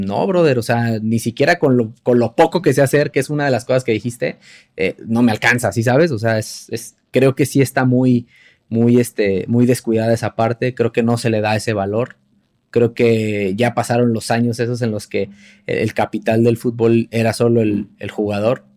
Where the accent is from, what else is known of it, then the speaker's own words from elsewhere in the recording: Mexico; uno como, como, mexicano